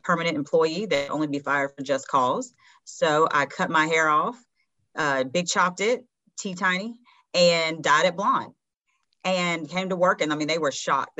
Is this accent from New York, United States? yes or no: no; Hickory, North Carolina, United States; I grew up in Hickory, North Carolina, which is a very small town